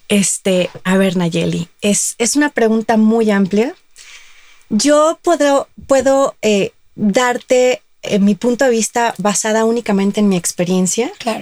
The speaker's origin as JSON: {"language": "Spanish", "town": "Guadalajara", "region": "Jalisco", "country": "Mexico", "said": "yo soy de Guadalajara"}